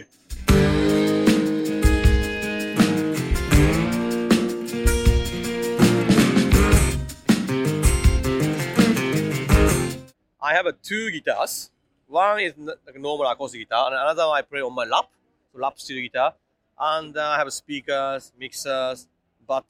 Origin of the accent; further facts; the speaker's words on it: Kuwana, Mie, Japan; English is a second language; moved away as an adult; also born or lived in Auckland, New Zealand; now in Melbourne, Australia; I'm originally come from Japan